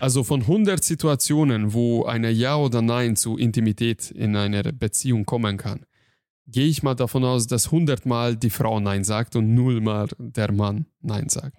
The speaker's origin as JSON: {"language": "German", "country": "Hungary", "second_language": "German", "moved": "yes", "lives_now": "Germany", "said": "ich bin Ungar, ich komme aus Ungarn"}